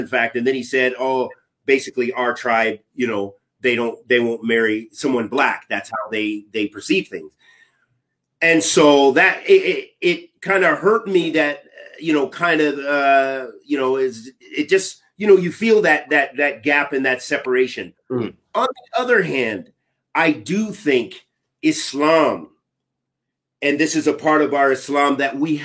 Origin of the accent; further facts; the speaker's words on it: United States; I'm from America